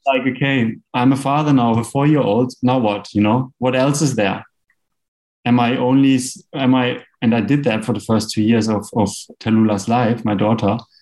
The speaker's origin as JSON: {"language": "English", "area": "Black Forest", "region": "Baden-Württemberg", "country": "Germany", "moved": "as an adult", "lives_now": "Bali, Indonesia", "said": "Originally, I'm from Germany in the Black Forest"}